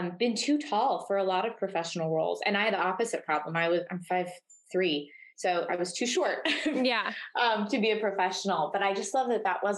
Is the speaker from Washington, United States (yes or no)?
yes; Spokane, Washington, United States; moved away as an adult; also born or lived in Colorado; I'm a Spokane native